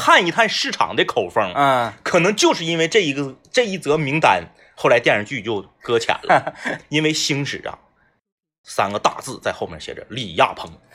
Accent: Changchun, Jilin, China; 我们是东北人

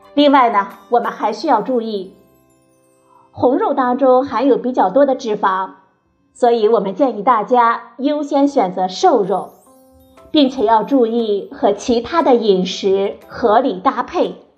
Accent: China; 咱们中国人的餐桌呢，一直在悄然发生着变化

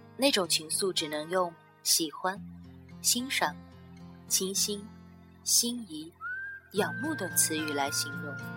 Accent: China; 我们中国人

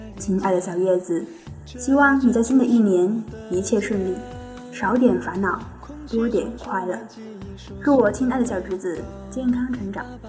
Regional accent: Meizhou, Guangdong, China; 我来自广东梅州

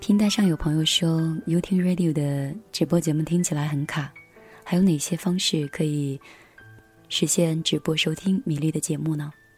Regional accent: Anhui, China; moved away; also born or lived in Lhasa; 其实我是一个地地道道、土生土长的安徽女孩儿，属于南方吧，我们那边的气候是比较温润的

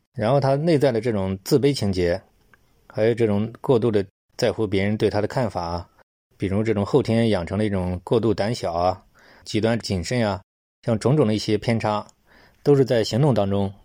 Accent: China; 我们中国人讲过犹不及嘛

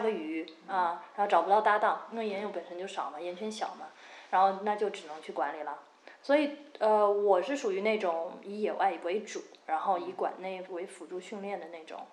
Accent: China; 对我们中国人来说

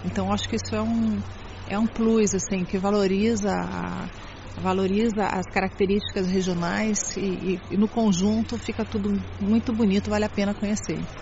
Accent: Brazil; now in Shanghai, China; Eu venho do Brasil

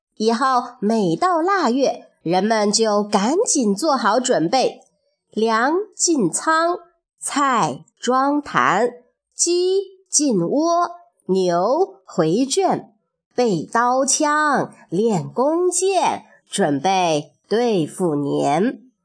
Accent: China; 春节呀，是我们中国人最重要的节日

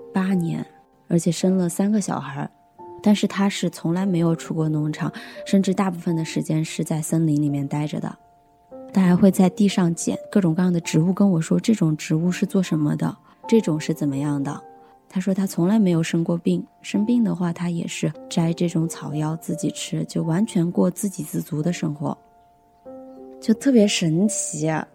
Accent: Hunan, China; 我是湖南人，马上就要二十七岁了。我的工作是一个做自媒体以及电商创业

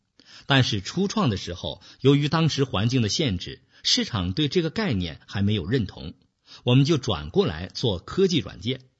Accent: China; moved away as an adult; 我们这一代人是成长在中国计划经济体制下的一代，没有市场经济的概念，赚钱是一件不光荣的事情。我是在去美国留学以后，才开始逐渐明白市场的概念

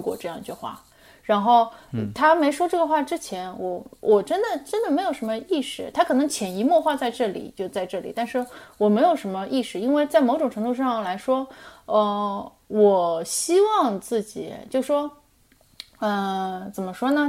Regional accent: Shanghai, China; moved away as an adult; also born or lived in Iowa, United States; now in Los Angeles, United States; 如果我不是出生成长在上海， 我可能得不到这么多的东西

